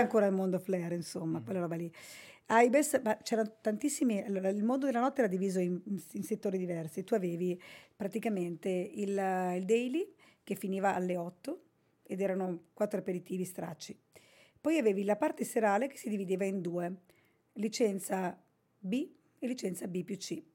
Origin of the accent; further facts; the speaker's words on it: Basilicata, Italy; Io sono originaria della Basilicata